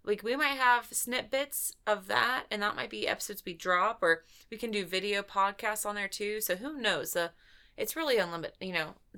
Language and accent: English; Ohio, United States; that was an interesting one, and we're from Ohio, so I feel like we should talk about it.